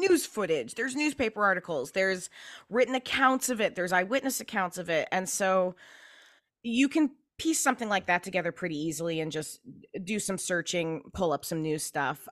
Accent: Pacific Northwest, United States; I grew up in the Pacific Northwest

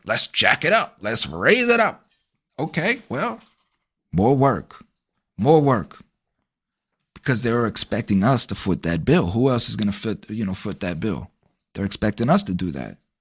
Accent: United States; American citizens

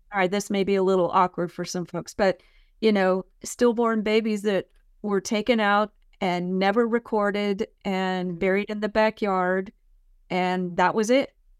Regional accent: San Mateo County, California, United States; moved away as an adult; also born or lived in San Francisco; now in Murfreesboro, United States; I grew up in San Mateo County, California

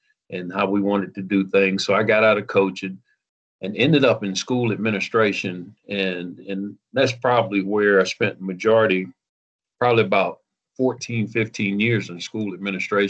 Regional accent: Boynton Beach, Florida, United States; moved away as an adult; now in West Virginia, United States; I'm actually originally from South Florida, Boynton Beach, Florida, right there in Palm Beach County, a little bit north of Miami. Graduated from Lake Worth High School

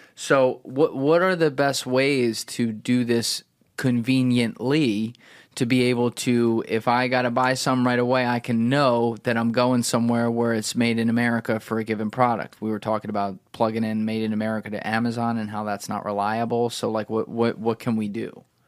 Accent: New Jersey, United States; I'm from New Jersey

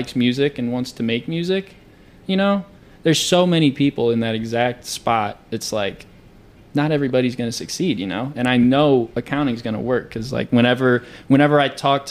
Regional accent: St. Louis, Missouri, United States; moved away as an adult; now in Springfield, United States; I'm from St. Louis. You know, born and raised there, about 3-hour drive from Springfield

